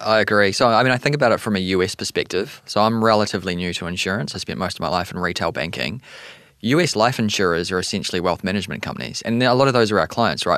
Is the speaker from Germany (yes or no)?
no; New Zealand; accent: New Zealander; also born or lived in Canada; now in New York City, United States